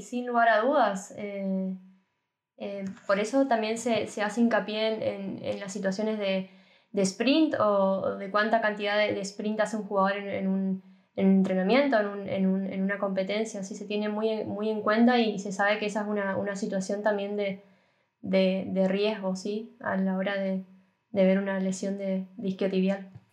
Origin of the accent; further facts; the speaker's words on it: Argentina; now in Germany; como profesional de Argentina